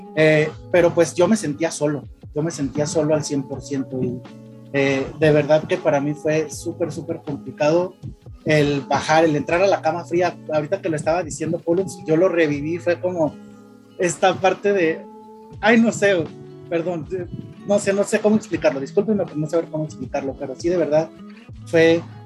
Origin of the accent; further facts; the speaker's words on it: Guadalajara, Jalisco, Mexico; nosotros somos de Guadalajara